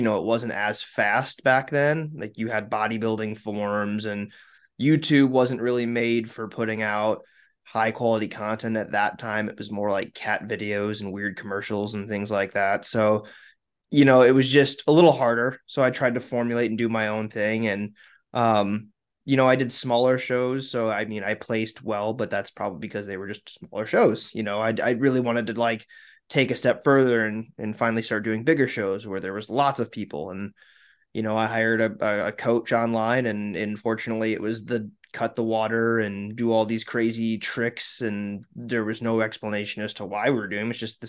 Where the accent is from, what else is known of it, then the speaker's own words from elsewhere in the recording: South Dakota, United States; I'm from South Dakota.